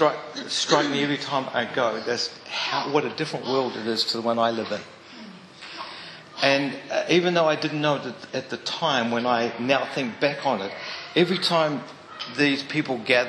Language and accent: English; Mount Maunganui, Bay of Plenty, New Zealand; I grew up in Mount Maunganui